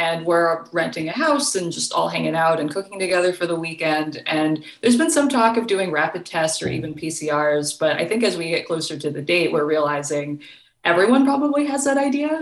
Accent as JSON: {"language": "English", "region": "Kentucky", "country": "United States", "moved": "yes", "said": "I am originally from Kentucky"}